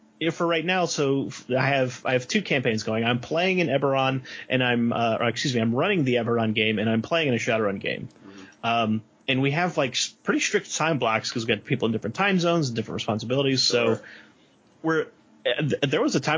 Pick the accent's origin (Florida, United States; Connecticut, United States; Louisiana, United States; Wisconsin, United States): Louisiana, United States; New Orleans; I'm from New Orleans, and when Katrina hit, everyone I knew left.